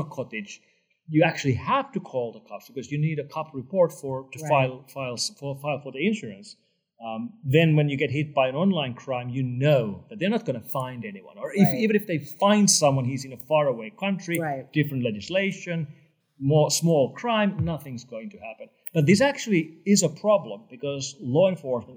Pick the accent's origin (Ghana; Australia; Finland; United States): Finland; my home country of Finland